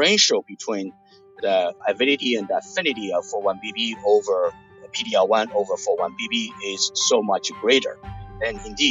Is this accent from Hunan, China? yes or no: yes; Hunan, China; moved away as an adult; also born or lived in New Jersey, United States; now in United States; I was born in Hunan, China